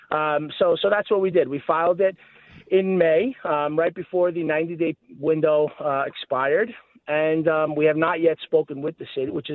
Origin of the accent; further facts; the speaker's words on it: New York City, New York, United States; I grew up in Staten Island. I live in Staten Island